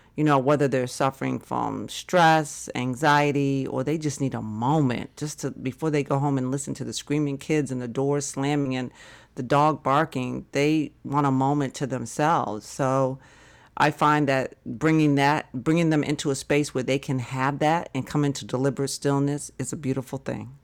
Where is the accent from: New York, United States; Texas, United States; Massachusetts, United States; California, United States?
Massachusetts, United States; moved away; another part of Massachusetts, s-, closer to my hometown